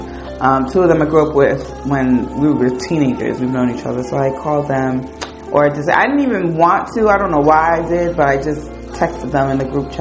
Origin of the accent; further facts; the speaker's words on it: the North, United States; I was from up north